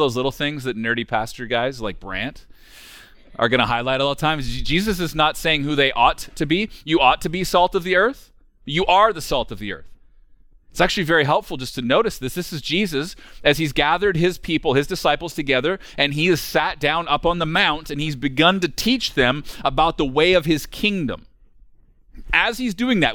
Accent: rural central Alberta, Canada; We're from rural central Alberta. We're from a very small town, even on the scale of rural communities, which means that I grew up as one of the only kids from town, which was a town of 700

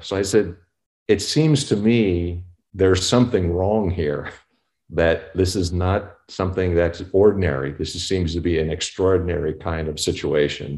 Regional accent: Newark, New Jersey, United States; moved away; also born or lived in Compton, California; I was actually from Newark, New Jersey

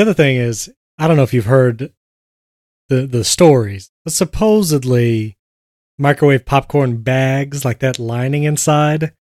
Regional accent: New York, United States; growing up in New York.

